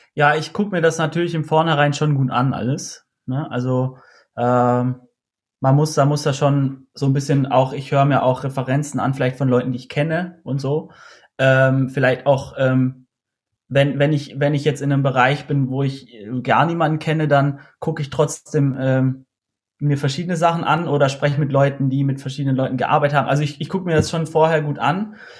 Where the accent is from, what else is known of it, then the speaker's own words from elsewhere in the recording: Austria; ich komme aus Österreich